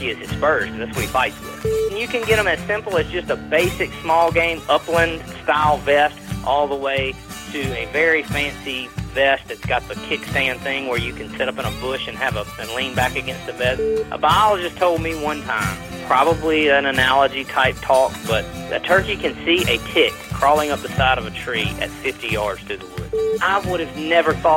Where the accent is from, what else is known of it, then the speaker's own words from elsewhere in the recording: Mississippi, United States; moved away as an adult; now in Louisiana, United States; I'm originally from Mississippi. I currently live in Louisiana, but right near the state line.